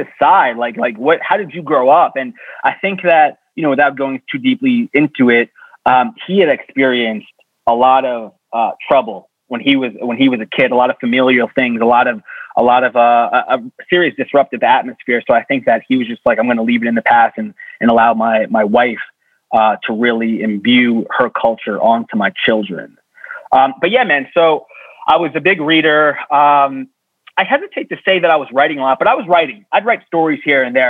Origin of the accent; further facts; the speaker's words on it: Long Island, New York, United States; I grew up on Long Island